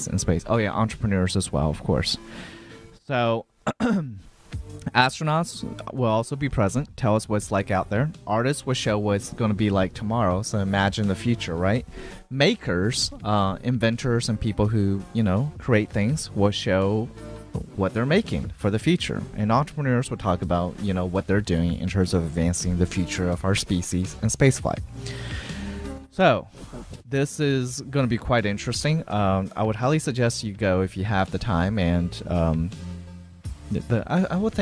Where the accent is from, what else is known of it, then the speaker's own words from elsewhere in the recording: Atlanta, Georgia, United States; now in Houston, United States; Atlanta, which is my hometown